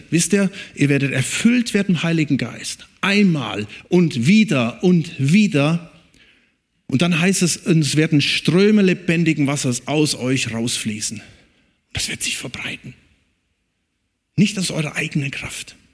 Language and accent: German; North Rhine-Westphalia, Germany; Und wo ich herkomme, da oben im Siegerland, da ist auch einer.